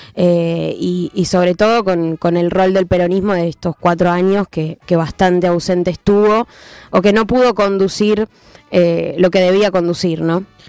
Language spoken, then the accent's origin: Spanish; Argentina; nosotros como argentinos estamos muy acostumbrados